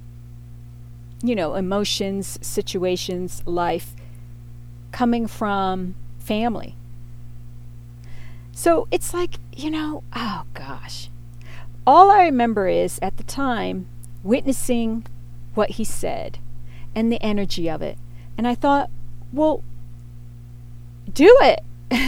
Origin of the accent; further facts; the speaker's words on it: Pittsburgh, Pennsylvania, United States; moved away as an adult; also born or lived in North Carolina; I grew up in Pittsburgh, and that's where I had my formative years. My family moved there to Fox Chapel, which was a wealthy suburb of Pittsburgh, when I was in fifth grade